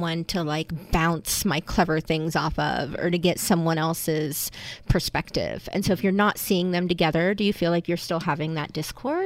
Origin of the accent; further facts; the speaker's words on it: Kentucky, United States; accent: southern; I can do a southern accent too, since I'm from Kentucky